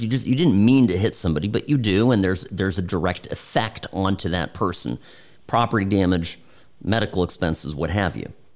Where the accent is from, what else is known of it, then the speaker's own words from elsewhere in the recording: United States; me being selfish as an American